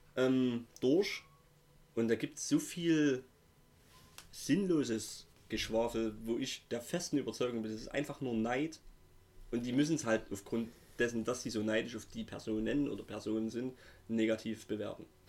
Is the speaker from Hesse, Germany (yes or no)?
no; Saxony, Germany; accent: Saxon; wir kommen aus dem wunderschönen Sachsen